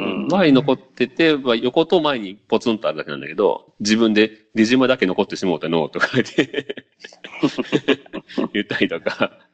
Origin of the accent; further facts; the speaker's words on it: Okayama, Japan; moved away; 実家がすごい、まあ、結構岡山の端っこではもう、まあまあ田舎なんよね